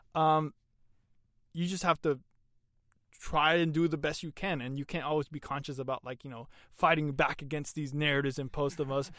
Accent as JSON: {"language": "English", "country": "Honduras", "tie": "born or raised there", "moved": "yes", "said": "in Honduras in the years that I lived over there"}